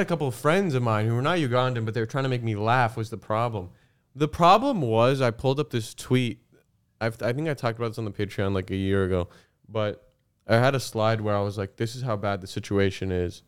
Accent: Canada; we're Canadian and we live in Canada

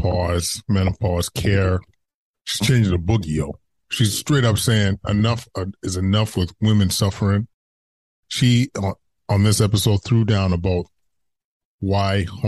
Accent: Edmonton, Alberta, Canada; moved away as an adult; I'm born and raised in Edmonton and came here approaching 20 years.

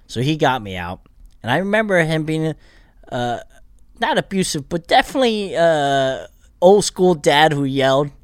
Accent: Bethlehem, Pennsylvania, United States; moved away as an adult; also born or lived in Korea; now in Los Angeles, United States; I grew up in Pennsylvania

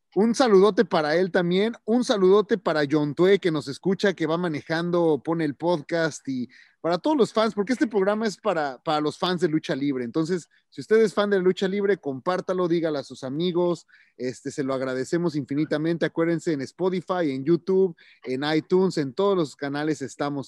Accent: Mexico; como mexicano

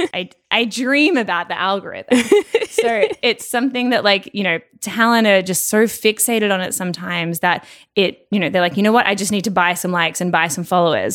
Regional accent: Melbourne, Victoria, Australia; moved away; also born or lived in Toronto / Los Angeles; I'm originally from Melbourne

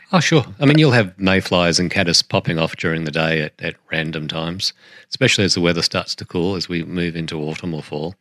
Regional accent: New Zealand

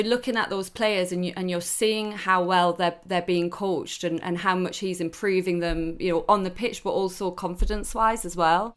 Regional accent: Newcastle upon Tyne, North East England, United Kingdom; moved away; I'm Geordie through and through. I, I don't live I up there anymore, but my whole family are there. I'm up there as as much as I can, and and I'm very very proud to to be from Newcastle.

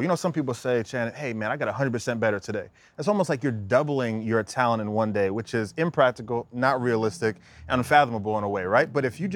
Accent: United States; also born or lived in Bahamas; my parents took me from the Bahamas when I was 2 years old and I grew up in America

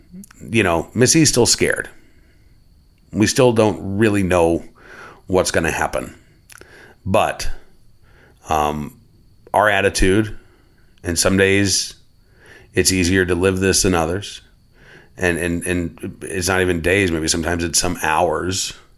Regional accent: Oklahoma City, Oklahoma, United States; Growing up in Oklahoma, the big festival was the Festival of the Arts. Growing up in Oklahoma City, I should say, the big festival was the Festival of the Arts.

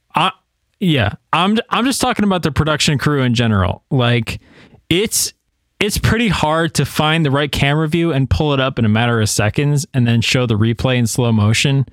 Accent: New York, United States; now in Tennessee, United States; I live in Tennessee right now, but my home state is New York

